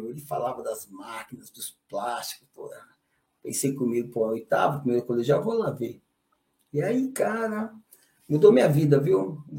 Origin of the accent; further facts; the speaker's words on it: São Paulo, Brazil; Cara, eu sou lá de São Paulo, do interior